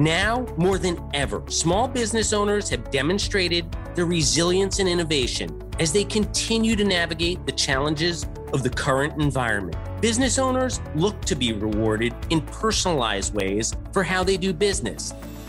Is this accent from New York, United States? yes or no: yes; Westchester, New York, United States; also born or lived in Queens; I was born in Queens, but we moved to Westchester when I was really just a toddler.